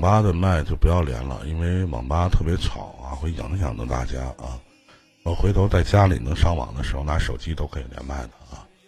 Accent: Northeast China, China; 那我们东北这边也有一句话

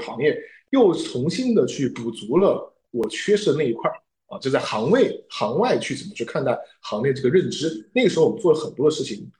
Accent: Wuhan, Hubei, China; moved away; 回到了自己的家乡之后，因为我是武汉人

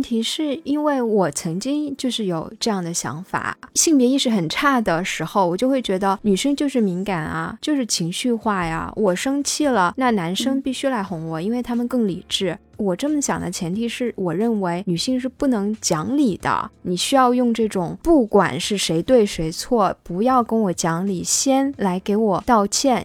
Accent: China; 我们中国人

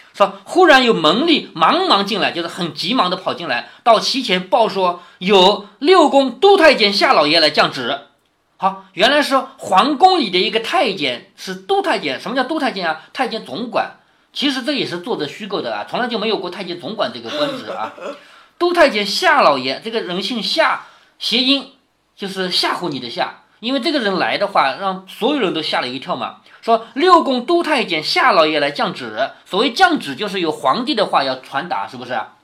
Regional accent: China; 我们中国人一向都讲孝顺

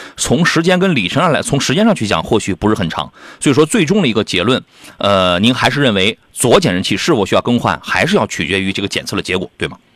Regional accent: Jiaodong Peninsula, Shandong, China; moved away; 我老家那，那旮瘩

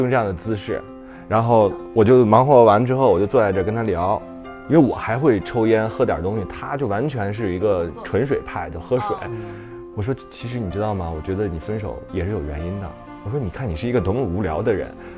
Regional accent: Shijiazhuang, Hebei, China; 我天津的一个哥来我家玩儿，然后就带着我和我哥去一个，就石家庄第一个肯德基

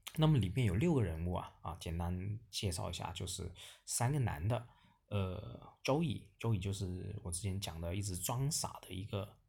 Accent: China; 我们整个中国大陆

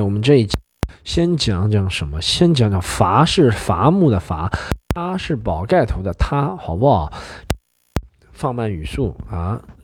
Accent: Shanghai, China; 那个年代我们上海人吃火锅是真的

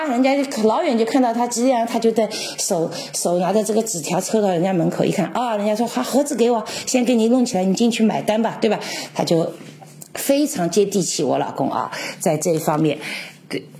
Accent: Czechia; Chinese is a second language; 我这个一年才跟我们这些捷克人在一起搞一次浓汤节啊！

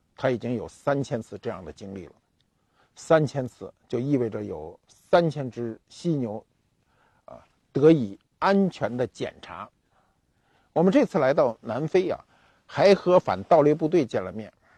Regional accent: China; 我们中国人

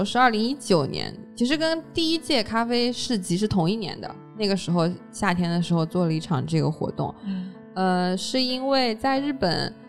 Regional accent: Hangzhou, Zhejiang, China; 毕竟我们是杭州人。

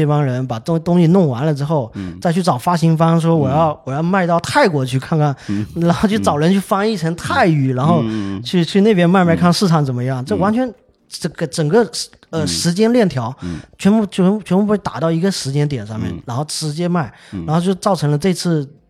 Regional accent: China; 我们中国人也玩

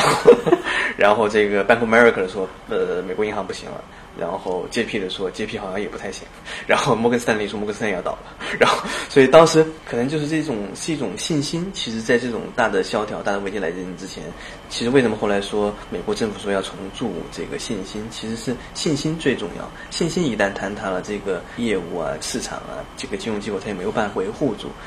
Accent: China; moved away as an adult; also born or lived in United States; now in Shanghai, China; 我以前 二十岁以前都在国内

